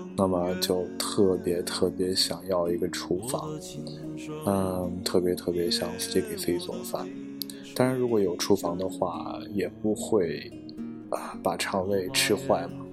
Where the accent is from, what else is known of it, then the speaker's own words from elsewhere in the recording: Qingdao, Shandong, China; 作为一个青岛人，啊，活了二十多年